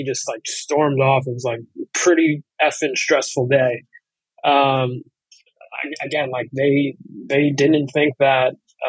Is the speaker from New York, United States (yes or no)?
yes; New York City, New York, United States; I grew up in the Bronx